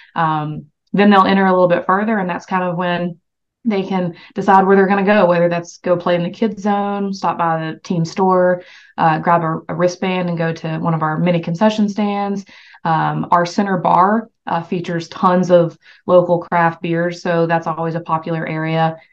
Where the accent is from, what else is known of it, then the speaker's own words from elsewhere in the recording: the South, United States; I'm from the South